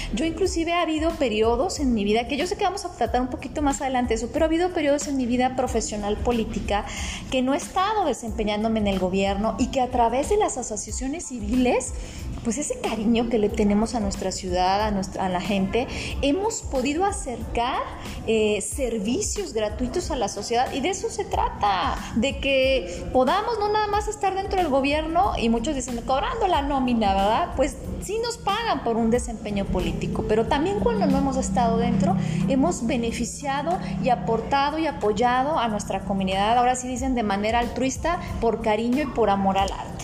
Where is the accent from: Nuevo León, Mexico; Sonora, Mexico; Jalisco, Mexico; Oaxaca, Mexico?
Jalisco, Mexico; Guadalajara; now in Tonalá, Mexico; tuve la fortuna de nacer en Guadalajara, pero estoy dividida, así hace un momentito les decía, estoy dividida entre mis dos amores, vivo en Tonalá y soy de Guadalajara